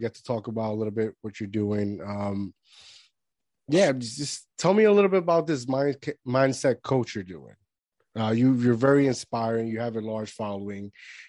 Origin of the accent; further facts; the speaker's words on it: Puerto Rico; moved away; I grew up in Puerto Rico and that was like a jungle in itself. And then I came over here and I'm in the hood.